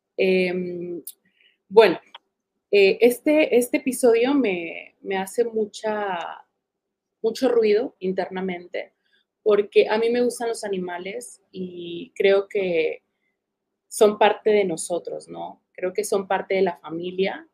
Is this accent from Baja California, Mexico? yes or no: yes; Tijuana, Baja California, Mexico; yo me crié en Tijuana y crecí en Tijuana